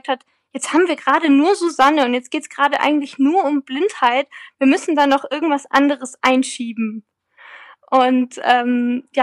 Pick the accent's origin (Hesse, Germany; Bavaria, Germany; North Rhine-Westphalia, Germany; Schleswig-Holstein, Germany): Bavaria, Germany; Freising; spielt ja in meiner Heimatstadt äh, Freising.